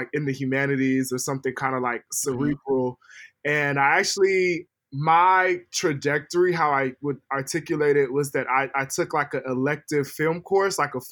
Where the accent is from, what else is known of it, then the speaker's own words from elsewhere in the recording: United States; also born or lived in Bay Area; now in Los Angeles, United States; I was born and raised in the States, but you know, my family comes from like the Niger Delta